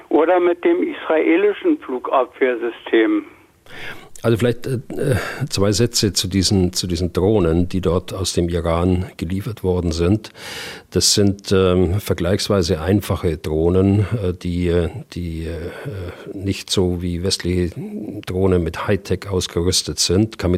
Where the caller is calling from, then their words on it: Berlin, Germany; ich komme aus Berlin.